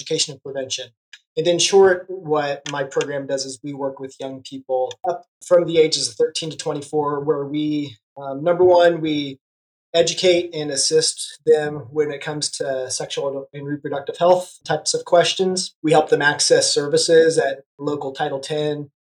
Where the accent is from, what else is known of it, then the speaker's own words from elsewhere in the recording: Kansas, United States; moved away as an adult; now in Tulsa, United States; I am originally from Kansas